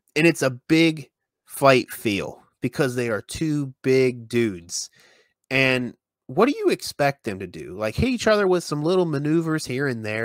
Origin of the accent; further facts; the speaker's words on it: West Virginia, United States; here in in West Virginia